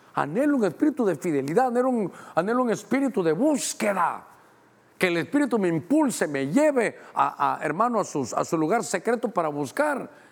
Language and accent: Spanish; Honduras; a mí como catracho